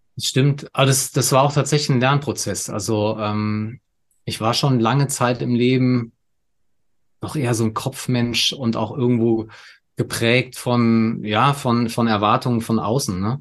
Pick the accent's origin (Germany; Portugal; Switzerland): Germany; Saarland; moved away as an adult; now in Munich, Germany; Geboren bin ich im Saarland, ähm, lebe aber jetzt schon seit, seit über 15 Jahren in München